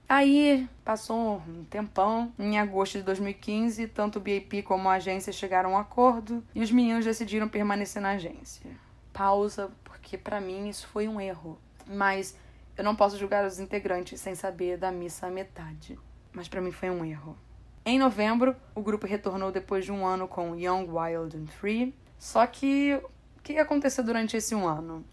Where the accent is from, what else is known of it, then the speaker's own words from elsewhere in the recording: Brazil; sou brasileira